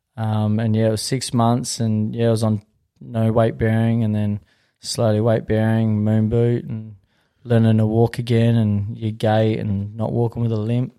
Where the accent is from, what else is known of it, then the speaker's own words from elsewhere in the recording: Western Australia, Australia; I'm from this area